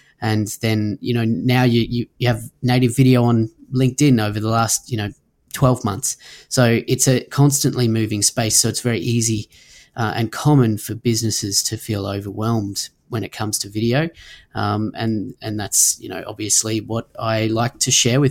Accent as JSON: {"language": "English", "area": "Sunshine Coast", "region": "Queensland", "country": "Australia", "tie": "born or raised there", "said": "here in my hometown in the Sunshine Coast, Australia"}